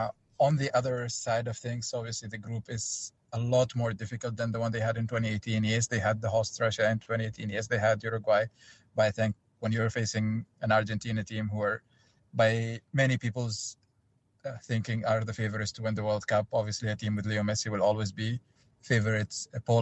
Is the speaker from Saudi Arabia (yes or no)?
yes; Saudi Arabia; I was actually born and raised in Saudi Arabia